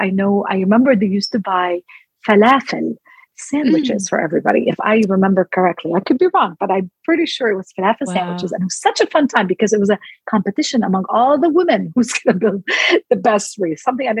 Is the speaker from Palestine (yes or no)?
yes; Palestine; born or raised there; also born or lived in Jerusalem